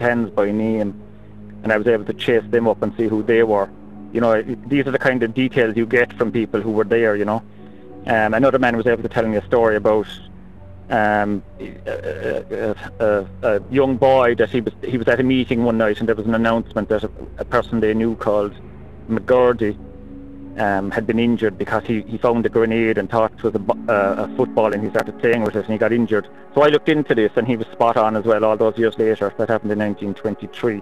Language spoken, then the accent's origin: English; Cork, Munster, Ireland; I'm from Cork